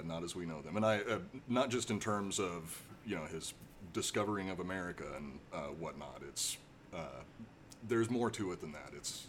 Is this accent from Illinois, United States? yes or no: no; Oregon, United States; also born or lived in California; now in Ventura, United States; Originally born and raised in Oregon, but I've lived in California longer than I've lived in Oregon, so I really consider myself more of a Californian now.